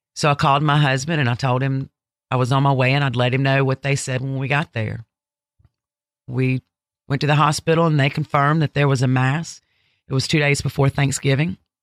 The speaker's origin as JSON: {"language": "English", "town": "Ocean Springs", "region": "Mississippi", "country": "United States", "tie": "born or raised there", "also_born_or_lived": "Alabama", "said": "I'm originally from Alabama, but I grew up in Ocean Springs, Mississippi"}